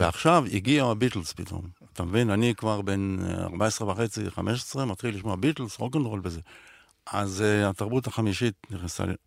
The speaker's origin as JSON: {"language": "Hebrew", "country": "Israel", "tie": "born or raised there", "said": "אני רוצה לחיות פה כמו שגדלתי פה, כמו שנולדתי"}